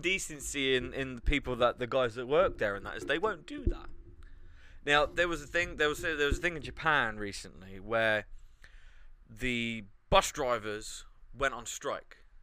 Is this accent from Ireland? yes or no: no; United Kingdom; being British